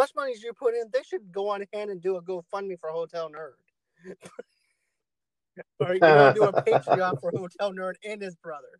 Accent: Boston, Massachusetts, United States; accent: Boston; You know, my Boston accent can actually come and go.

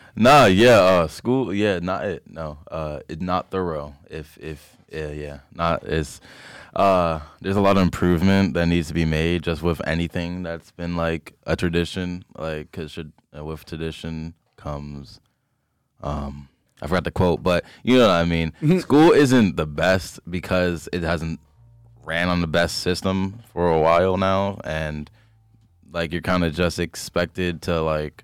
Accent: Philadelphia, Pennsylvania, United States; I grew up Allegheny area in Philly

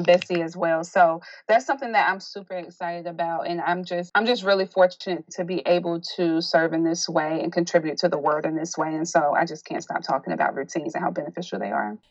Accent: South Carolina, United States; moved away as an adult; now in Baltimore, United States; although I'm originally from South Carolina, I migrated to Baltimore due to my husband's family being here.

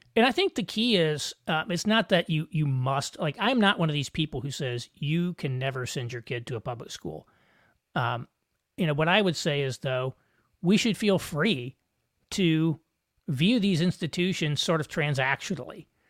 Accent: Southern Indiana, United States; I grew up in Southern Indiana

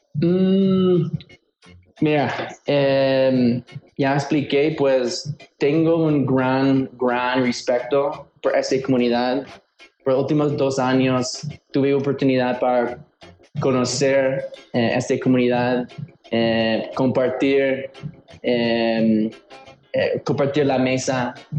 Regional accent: Chicago, Illinois, United States; moved away as an adult; now in Mexico City, Mexico; soy un chicano de Chicago, entonces mitad de mitad

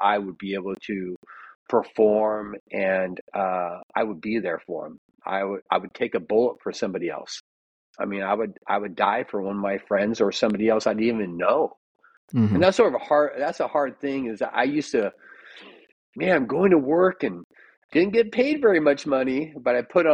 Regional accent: Roseburg, Oregon, United States; I was born in Roseburg, Oregon, which is a small town, Dixonville, outside of Roseburg. And my grandma had a ranch

